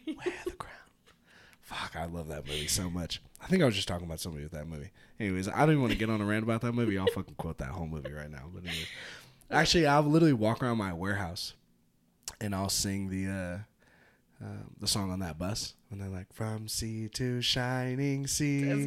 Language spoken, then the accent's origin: English; Petaluma, California, United States; now in Reno, United States; I grew up in Petaluma.